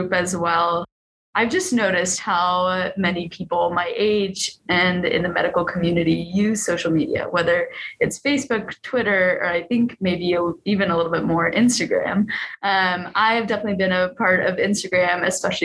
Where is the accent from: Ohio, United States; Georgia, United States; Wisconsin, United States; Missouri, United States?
Georgia, United States; moved away as an adult; also born or lived in North Carolina; now in Utah, United States; I grew up in the Southeast in Georgia primarily, and then of course in North Carolina.